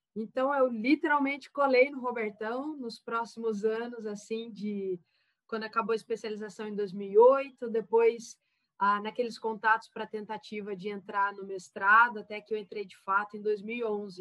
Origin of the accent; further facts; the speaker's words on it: Taubaté, São Paulo, Brazil; Eu sou de Taubaté, interior de São Paulo